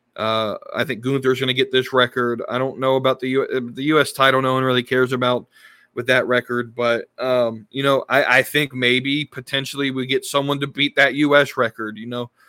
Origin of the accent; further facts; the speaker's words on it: Charlotte, North Carolina, United States; my hometown of Charlotte